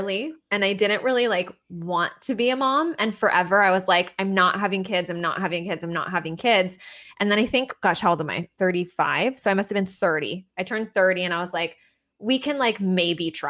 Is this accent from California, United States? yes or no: yes; California, United States; We're from California